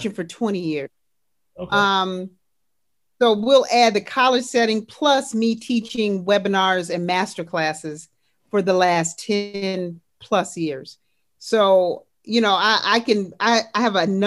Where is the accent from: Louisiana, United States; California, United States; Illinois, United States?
Illinois, United States; Harvey; I grew up in Harvey, Illinois, out suburb of Chicago